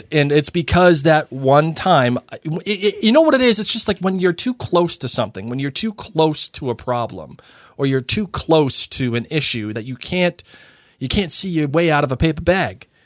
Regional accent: Massachusetts, United States; I grew up in Massachusetts

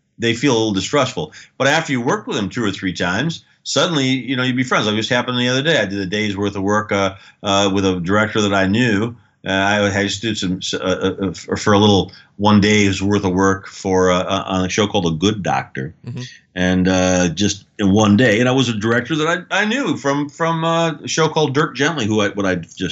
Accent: United States; I come from the United States

